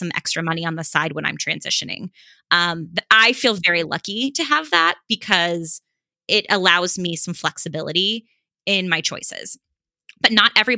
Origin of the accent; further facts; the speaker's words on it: Los Angeles, California, United States; I'm from Los Angeles